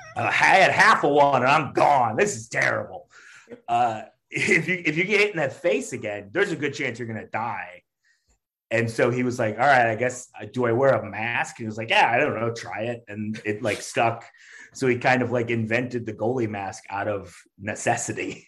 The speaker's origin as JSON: {"language": "English", "area": "outside Detroit", "region": "Michigan", "country": "United States", "tie": "born or raised there", "moved": "yes", "lives_now": "Chicago, United States", "said": "I grew up right outside Detroit"}